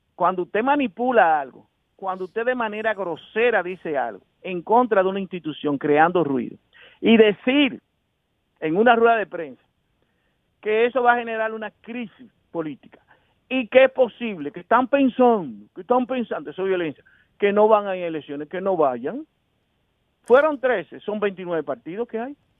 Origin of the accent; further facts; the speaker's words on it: Santo Domingo, Distrito Nacional, Dominican Republic; yo soy un sociólogo que nací en Villajuana